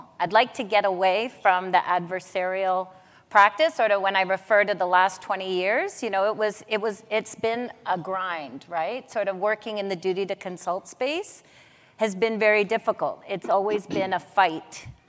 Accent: Mohawks of the Bay of Quinte, Ontario, Canada; also born or lived in Wikwemikong First Nation; My background is Mohawk on my dad's side. I'm from Mohawks of the Bay of Quinte. On my mom's side, Ojibwe from Wicomicon First Nation.

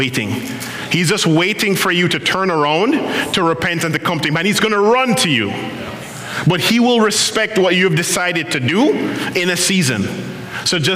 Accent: Jamaica; now in Ottawa, Canada; I'm Jamaican.

